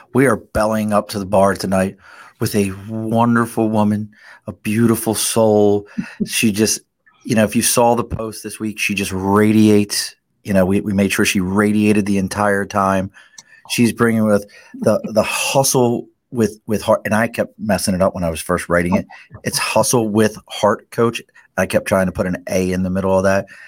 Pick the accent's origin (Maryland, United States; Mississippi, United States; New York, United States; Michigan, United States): Maryland, United States; Dundalk; accent: Baltimore; moved away; also born or lived in Philadelphia; I grew up in Dundalk